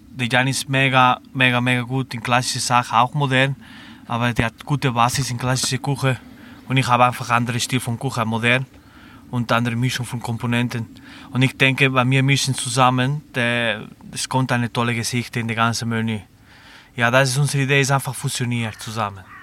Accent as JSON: {"language": "German", "town": "Barcelona", "region": "Catalonia", "country": "Spain", "tie": "born or raised there", "also_born_or_lived": "Lucerne / Black Forest", "second_language": "German", "moved": "as an adult", "lives_now": "Germany", "said": "Ich bin in Barcelona geboren, in der Pobla Sec"}